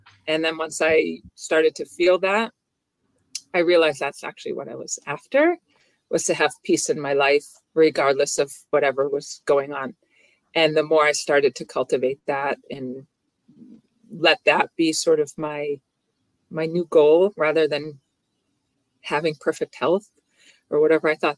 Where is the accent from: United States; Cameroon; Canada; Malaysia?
United States; near Boston, Massachusetts; I live near Boston